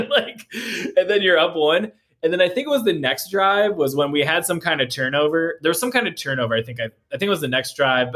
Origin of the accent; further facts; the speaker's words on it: Midwest, United States; I'm from the Midwest